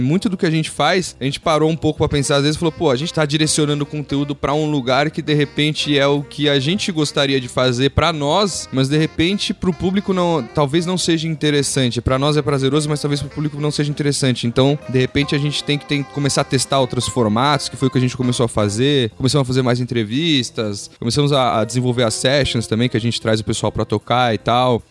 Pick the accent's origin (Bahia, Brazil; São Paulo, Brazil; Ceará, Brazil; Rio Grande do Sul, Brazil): São Paulo, Brazil; eu sou de São Paulo, capital, nascido aqui.